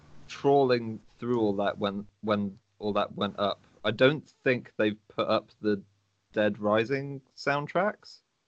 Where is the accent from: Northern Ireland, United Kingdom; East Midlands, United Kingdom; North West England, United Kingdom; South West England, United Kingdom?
South West England, United Kingdom; Salisbury; I'm a musician from Salisbury.